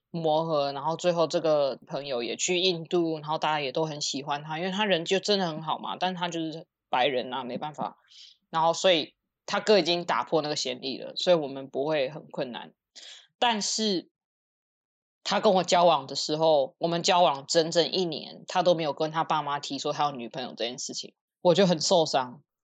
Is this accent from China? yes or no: no; Taiwan; now in United States; 我们在台湾长大，就是从小什么都吃